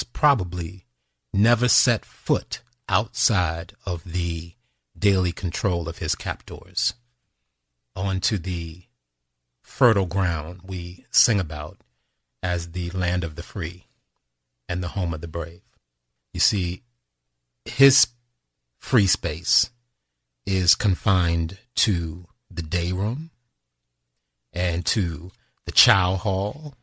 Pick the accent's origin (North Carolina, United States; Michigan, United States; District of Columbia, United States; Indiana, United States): District of Columbia, United States; Washington; the neighboring District of Columbia. That's my hometown